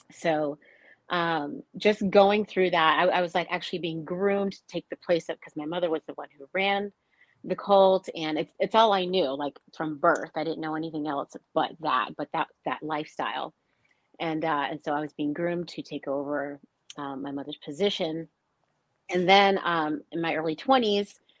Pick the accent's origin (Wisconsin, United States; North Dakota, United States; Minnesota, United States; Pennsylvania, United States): North Dakota, United States; I grew up in an Air Force family, and, and I grew up in North Dakota uh, most of my childhood and in, in, high school years.